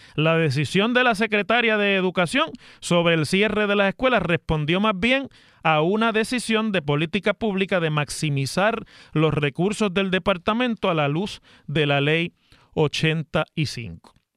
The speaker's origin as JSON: {"language": "Spanish", "town": "Mayagüez", "country": "Puerto Rico", "said": "allá en mi ciudad de Mayagüez"}